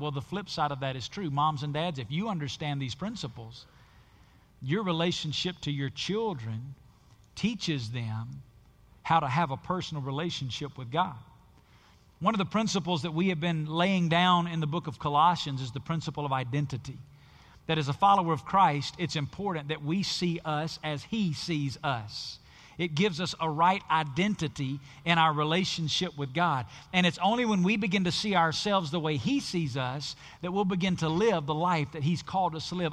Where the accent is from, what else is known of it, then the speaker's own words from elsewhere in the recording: the South, United States; where I grew up in the South